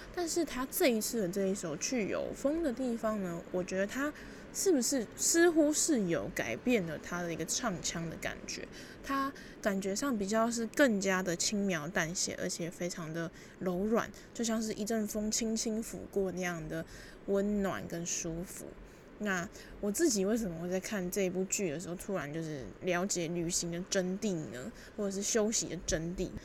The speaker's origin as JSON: {"language": "Chinese", "region": "Taipei", "country": "Taiwan", "tie": "born or raised there", "also_born_or_lived": "Kaohsiung", "said": "我自己其实就是土生土长的台北人，那大一的时候呢是念高雄的学校"}